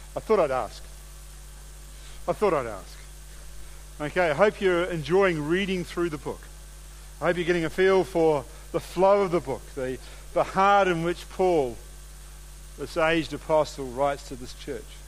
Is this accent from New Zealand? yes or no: yes; New Zealand; moved away as an adult; now in Australia; I'm a New Zealander.